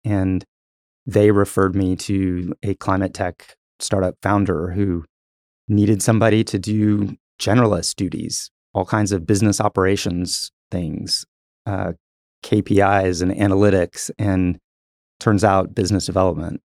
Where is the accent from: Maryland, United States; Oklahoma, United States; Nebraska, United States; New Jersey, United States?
Oklahoma, United States; Tulsa; also born or lived in Texas; I, I grew up in Tulsa, so I've, I've, I've been in Tulsa the majority of my life